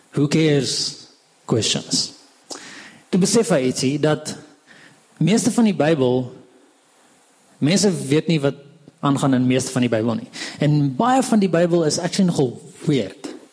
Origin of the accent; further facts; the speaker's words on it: Hartbeespoort, North West, South Africa; also born or lived in Pretoria; ek kom van Hartbeespoort af